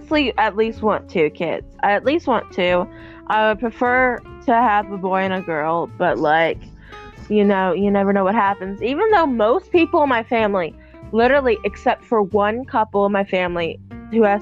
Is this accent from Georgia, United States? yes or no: yes; Georgia, United States; I want to move from Georgia because I've been here my whole life